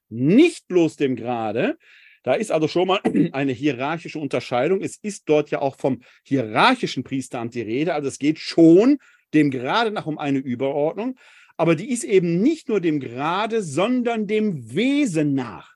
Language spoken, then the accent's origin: German; Essen, North Rhine-Westphalia, Germany; also born or lived in Ruhr area; now in Wuppertal, Germany; in meiner Heimatgemeinde in Essen-Altendorf jetzt ein ehrenamtliches Team die Leitung der Gemeinde übernommen hat die zur größeren Pfarrei gehört, die mehrere Stadtteile in meiner Heimatstadt Essen umfasst